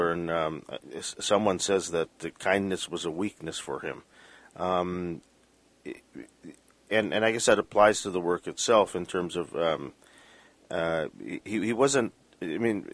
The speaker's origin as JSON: {"language": "English", "town": "Vancouver", "region": "British Columbia", "country": "Canada", "tie": "born or raised there", "said": "I grew up here in Vancouver. I've lived here my whole life."}